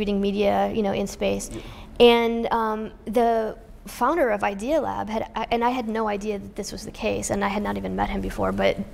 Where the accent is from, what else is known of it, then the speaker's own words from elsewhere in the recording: Indiana, United States; I grew up in Indiana, and I love my people in Indiana